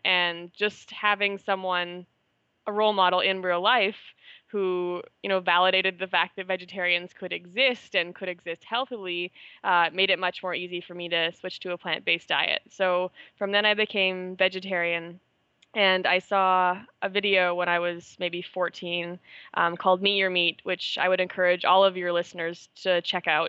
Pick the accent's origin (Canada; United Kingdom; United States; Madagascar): Canada; moved away as an adult; also born or lived in Manila, Philippines; I'm Canadian